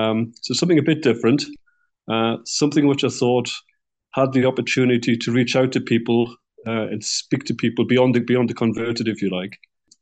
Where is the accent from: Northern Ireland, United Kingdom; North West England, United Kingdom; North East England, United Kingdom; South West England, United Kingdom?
North East England, United Kingdom; Newcastle upon Tyne; also born or lived in Ireland; I live in the UK. I live in Newcastle upon Tyne. And yeah, that's my home, my hometown.